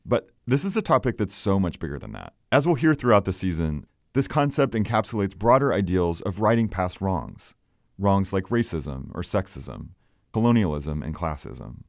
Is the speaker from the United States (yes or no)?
yes; Oklahoma, United States; I grew up in Oklahoma, which is an oil and gas state